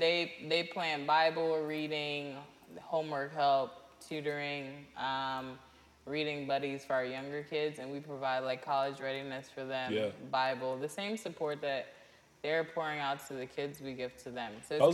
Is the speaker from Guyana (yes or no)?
yes; Guyana; now in Charlotte, United States; Cringe. I'm from Guyana.